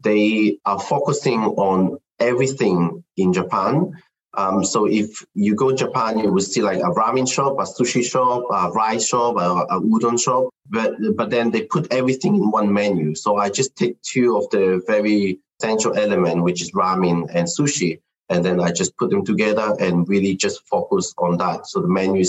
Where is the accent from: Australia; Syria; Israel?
Israel; moved away as an adult; now in United Kingdom; So I'm Chinese. I was born in Israel. I grew up there.